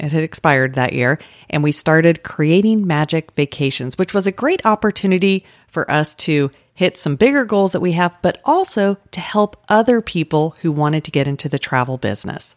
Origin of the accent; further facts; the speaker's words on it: Colorado, United States; now in Orlando, United States; I grew up in Colorado.